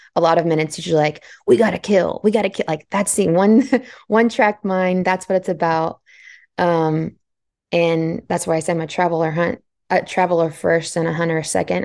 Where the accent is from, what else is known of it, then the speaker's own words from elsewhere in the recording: Central Texas, United States; I was born and raised in Central Texas